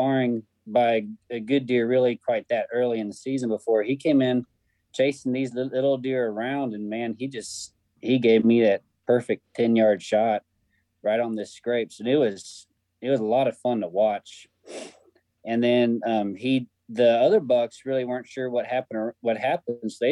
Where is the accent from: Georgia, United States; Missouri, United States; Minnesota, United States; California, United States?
Missouri, United States; Kansas City; I'm from Kansas City, Missouri